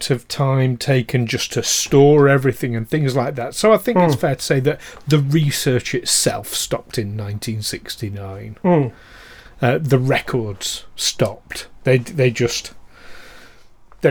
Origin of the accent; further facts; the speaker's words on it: England, United Kingdom; being ashamed of being English